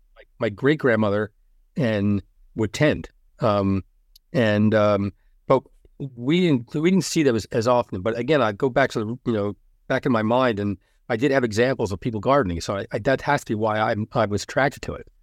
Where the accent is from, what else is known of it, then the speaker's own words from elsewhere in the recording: Elizabeth, New Jersey, United States; I'm from Elizabeth, yeah, we're from Union County